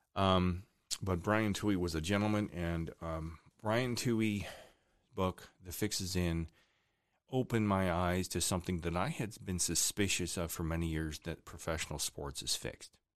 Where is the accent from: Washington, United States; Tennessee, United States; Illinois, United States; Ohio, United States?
Ohio, United States; Chardon; also born or lived in Cleveland, Ohio; my hometown of Chardon, Ohio